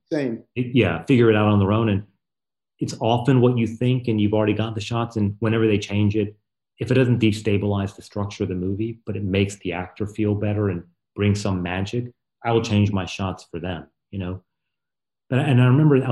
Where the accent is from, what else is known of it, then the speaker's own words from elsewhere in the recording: North Carolina, United States; now in Brooklyn, United States; I'm from North Carolina